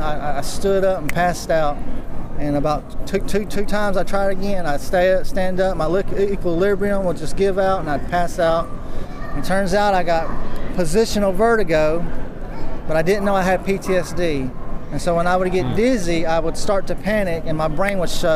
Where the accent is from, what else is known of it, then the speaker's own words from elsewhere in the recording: United States; I was raised in American poverty.